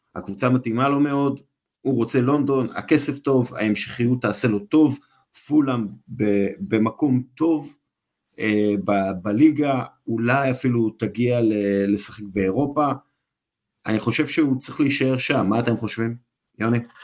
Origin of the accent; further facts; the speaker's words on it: Israel; אנחנו בתור ישראלים, אנחנו יודעים שלא תמיד קל לנו להתבטא בשפה אחרת